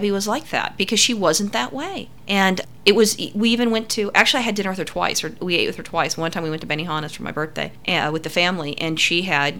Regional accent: California, United States; growing up in California

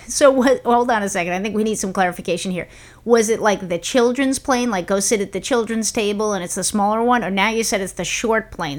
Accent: New York, United States; when we were growing up in New York

